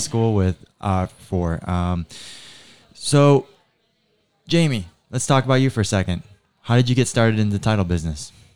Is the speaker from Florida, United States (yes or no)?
yes; Naples, Florida, United States; I grew up here in Naples